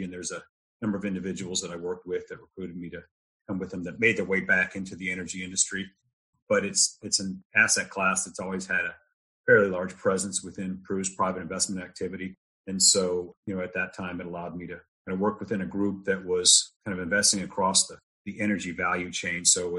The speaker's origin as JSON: {"language": "English", "region": "Texas", "country": "United States", "tie": "born or raised there", "said": "But I spent my formative years in Texas. I'm married a Texan, so I'm one by proxy."}